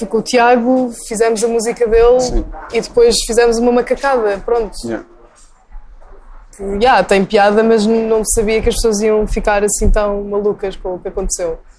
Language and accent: Portuguese; Caldas da Rainha, Leiria District, Portugal; now in São Martinho do Porto, Portugal; Eu nasci nas Caldas, okay. vivo em São Martinho, um bocadinho.